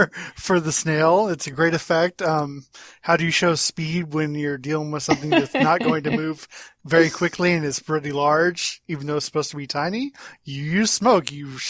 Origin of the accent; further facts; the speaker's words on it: Southern California, United States; moved away as an adult; now in Maryland, United States; I'm originally from Southern California, and growing up, the county fair was this ginormous event.